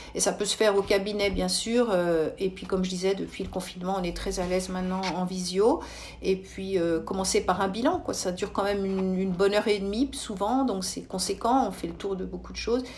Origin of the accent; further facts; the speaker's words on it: Switzerland; chez nous en Suisse